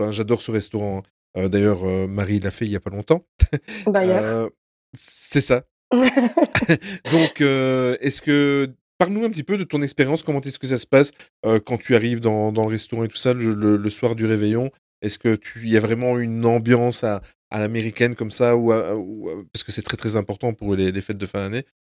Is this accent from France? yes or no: no; Belgium; on est belges tous les quatre